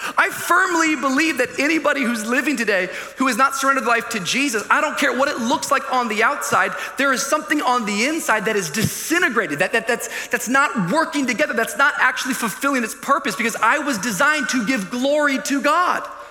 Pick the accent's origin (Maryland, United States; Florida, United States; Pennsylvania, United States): Florida, United States; Miami; I'm from Miami